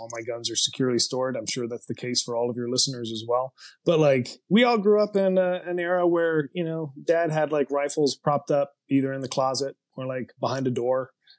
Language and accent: English; the South, United States; Maybe that's actually because I'm from the South and because when we've seen kind of like government tyranny in American history in the South